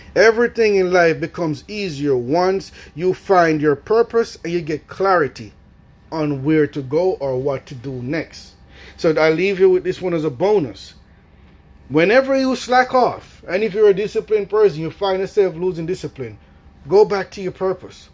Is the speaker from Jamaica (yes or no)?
yes; Jamaica; I grew up in Jamaica.